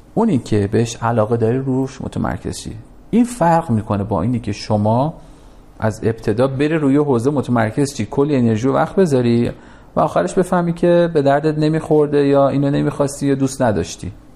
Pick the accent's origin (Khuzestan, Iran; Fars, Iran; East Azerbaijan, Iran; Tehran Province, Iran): Tehran Province, Iran; Tehran; پدر من کارش تراشکاری بود یه کارگاه صد متری توی نارمک داشت